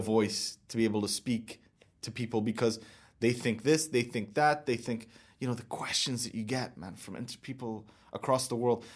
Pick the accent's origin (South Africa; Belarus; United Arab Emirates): United Arab Emirates; growing up in my country and looking at my dad and looking at my future is like, I'm gonna be here